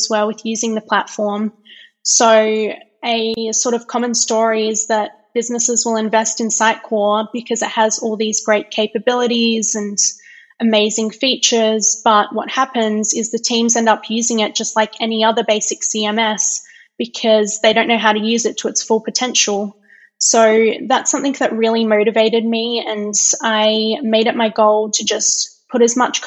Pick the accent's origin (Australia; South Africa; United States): Australia; Perth, Western Australia; moved away as an adult; now in Calgary, Canada; I'm originally from Perth in Western Australia, but I've been living in Calgary in Alberta, Canada for the past 2 years.